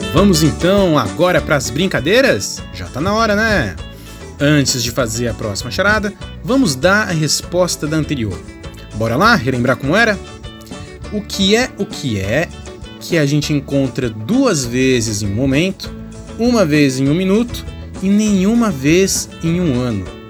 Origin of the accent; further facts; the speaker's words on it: São Paulo, Brazil; moved away; lá de onde eu vim, de São Paulo